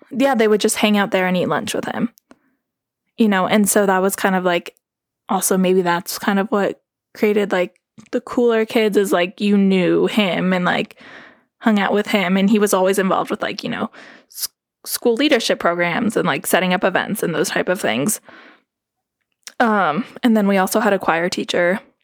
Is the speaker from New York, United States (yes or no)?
no; Carbondale, Colorado, United States; accent: Valley; moved away; I'm originally from Carbondale. even Carbondale is, like, not really where I live. I live in Missouri Heights